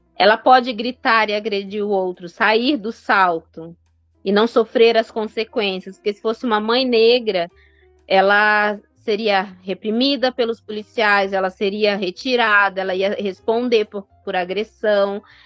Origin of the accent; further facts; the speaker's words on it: Northeast Region, Brazil; sou nordestina